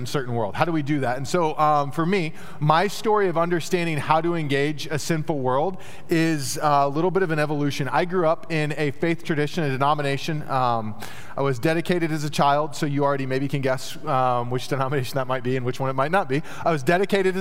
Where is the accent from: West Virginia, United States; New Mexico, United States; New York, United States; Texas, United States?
Texas, United States; I grew up in Texas